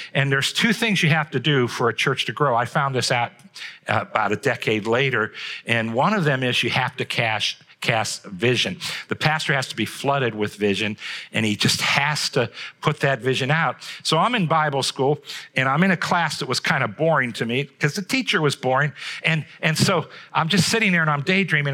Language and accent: English; Trumbull County, Ohio, United States; I grew up here in Trumbull County